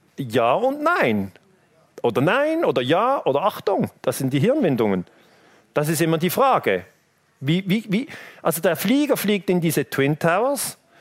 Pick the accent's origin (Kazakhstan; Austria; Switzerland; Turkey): Switzerland; ich als Teenager in der Schweiz